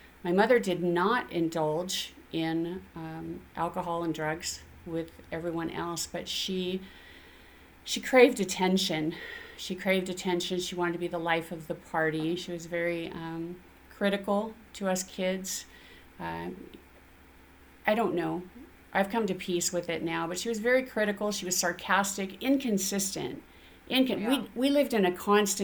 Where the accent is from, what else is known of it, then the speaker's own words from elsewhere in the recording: Spokane, Washington, United States; I grew up in Spokane to a very dysfunctional young couple who already had 2 sons